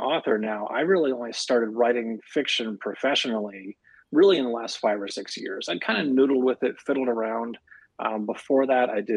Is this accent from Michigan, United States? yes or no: no; San Francisco Bay Area, Northern California, United States; I'm an author from Northern California in the San Francisco Bay Area region